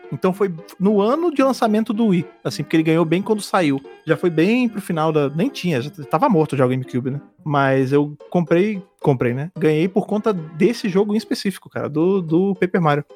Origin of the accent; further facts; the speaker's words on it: Rio de Janeiro, Brazil; now in São Paulo, Brazil; eu sou do Rio de Janeiro, né? Eu moro em São Paulo, mas eu sou do Rio